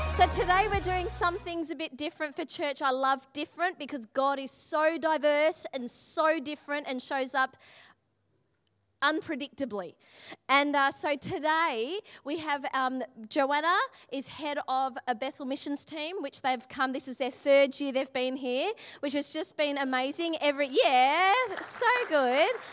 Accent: Australia; I'm Australian

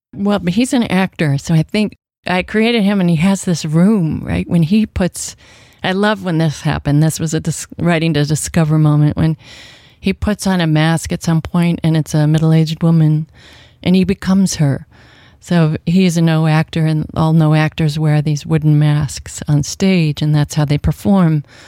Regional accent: Washington, United States; I grew up in Washington State

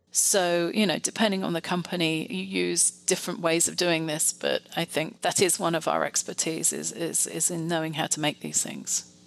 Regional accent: United Kingdom; moved away; also born or lived in France; I actually trained in the UK, you might be able to tell from my accent

